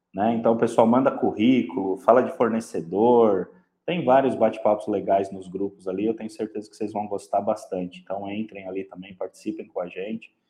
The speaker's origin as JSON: {"language": "Portuguese", "region": "São Paulo", "country": "Brazil", "said": "eu venho da zona leste de São Paulo"}